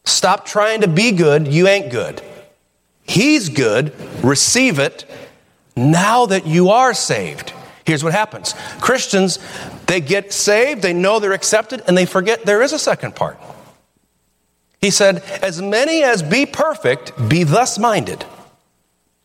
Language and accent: English; Toledo, Ohio, United States; we're from Toledo